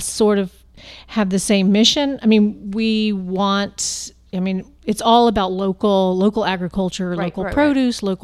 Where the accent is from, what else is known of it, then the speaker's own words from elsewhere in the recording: Lakeland, Florida, United States; I'm from Lakeland